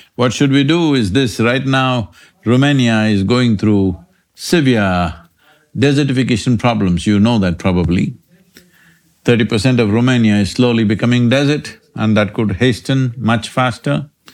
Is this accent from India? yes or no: yes; India; I'm Indian